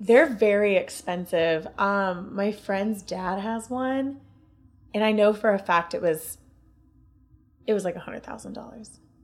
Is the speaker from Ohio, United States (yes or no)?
yes; Ohio, United States